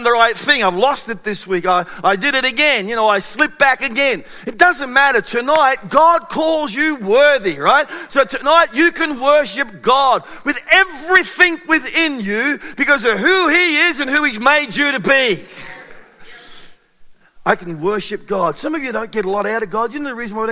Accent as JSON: {"language": "English", "country": "Australia", "said": "being Australian"}